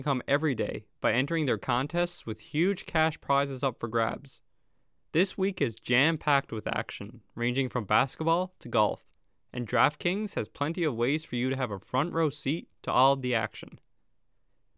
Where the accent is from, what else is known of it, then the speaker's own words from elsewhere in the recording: Newfoundland and Labrador, Canada; being from Newfoundland